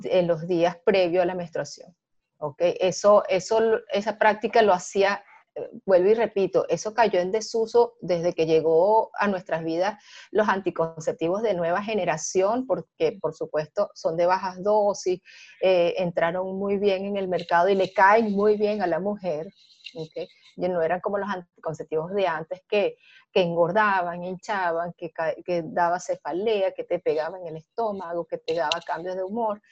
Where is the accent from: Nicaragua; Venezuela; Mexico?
Venezuela; now in Panama; A pesar de que soy venezolana, yo estoy ahorita residenciada en Panamá